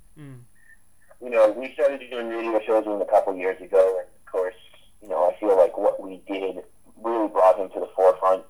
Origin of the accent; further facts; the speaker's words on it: San Diego, California, United States; I'm from San Diego, so I travel up there eight months out of the year